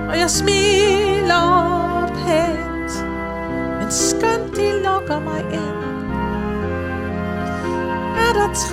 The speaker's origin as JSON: {"language": "Danish", "town": "Aalborg", "region": "North Denmark Region", "country": "Denmark", "said": "Jeg kommer fra Aalborg."}